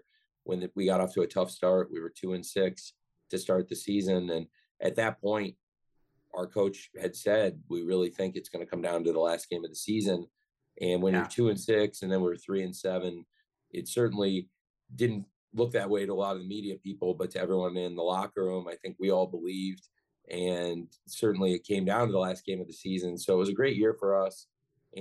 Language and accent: English; Champaign, Illinois, United States; I grew up in Champaign, Illinois